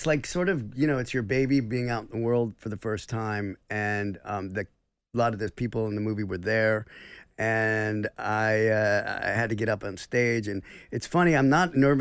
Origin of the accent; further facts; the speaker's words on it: United States; I'm American